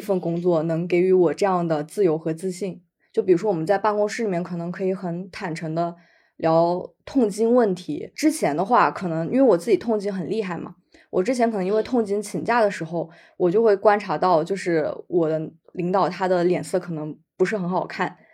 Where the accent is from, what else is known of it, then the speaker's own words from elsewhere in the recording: Jiangxi, China; 我来自江西，出生于一九九四年